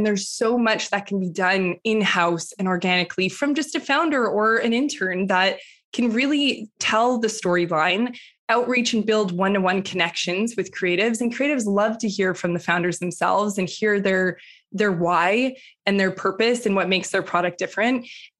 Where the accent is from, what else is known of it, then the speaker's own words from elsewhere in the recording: Western Canada, Canada; moved away as an adult; now in New York, United States; Like you, I grew up, I'm from Western Canada originally, but the last decade I've been in New York.